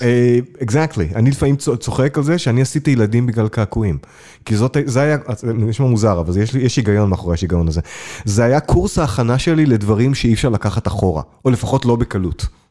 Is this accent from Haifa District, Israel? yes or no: yes; Hadera, Haifa District, Israel; השכונה שבה גדלתי, בחדרה, מגיל 10 עד 18